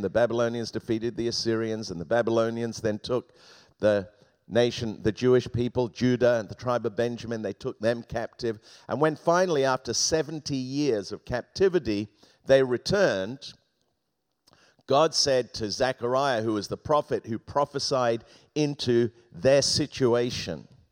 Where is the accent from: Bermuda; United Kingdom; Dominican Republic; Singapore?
United Kingdom; Thames Valley, Oxfordshire, South East England; moved away; I grew up in the Thames Valley in Oxfordshire, about fifteen miles from Oxford.